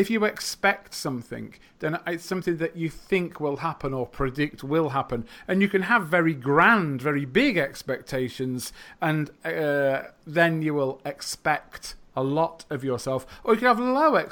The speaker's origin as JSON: {"language": "English", "region": "England", "country": "United Kingdom", "first_language": "English", "said": "I'm a teacher from England"}